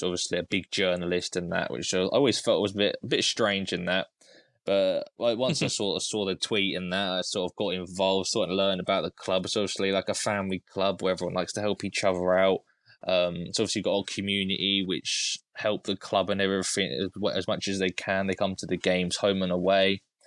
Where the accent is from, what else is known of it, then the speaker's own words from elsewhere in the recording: Cambridge, East of England, United Kingdom; I'm actually from Cambridge, so I'm about an hour away